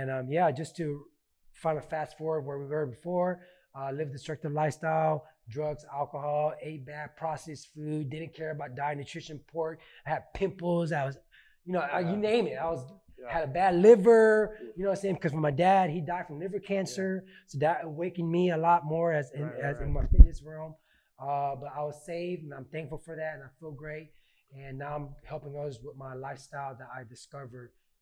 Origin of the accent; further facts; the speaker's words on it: Houston, Texas, United States; also born or lived in New Orleans, Louisiana; We came to Houston in 1983. So even though I'm Gulf Coast born, I'm Texas raised